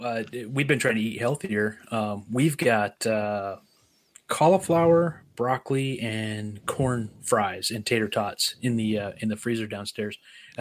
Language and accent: English; United States; moved away; also born or lived in Oregon / Montana; where we grew up over there in Oregon and Montana